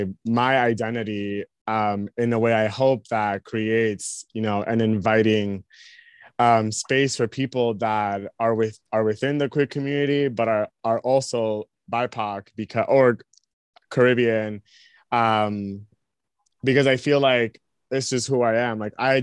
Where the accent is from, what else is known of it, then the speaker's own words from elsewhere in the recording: United States; I definitely do acknowledge that I have privilege when I go there for being American